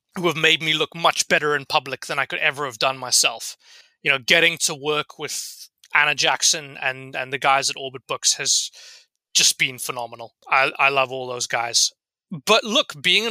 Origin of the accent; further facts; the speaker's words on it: South Africa; moved away as an adult; also born or lived in London, United Kingdom; now in Canada; I'm originally South African, but have lived in London for the past 6 years.